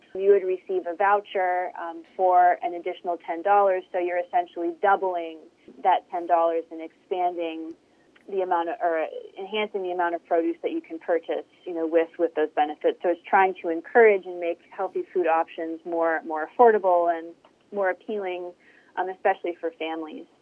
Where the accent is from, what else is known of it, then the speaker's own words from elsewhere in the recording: Hubbard, Ohio, United States; also born or lived in Youngstown, Ohio; I grew up and have lived all my life um, in the Mahoning Valley. Uh, so I grew up in Hubbard